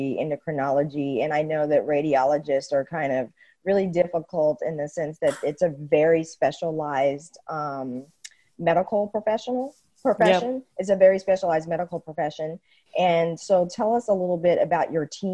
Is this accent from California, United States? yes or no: yes; San Francisco, California, United States; moved away as an adult; now in Europe; I'm from San Francisco, Silicon Valley, and I've been in Europe for the last 7 years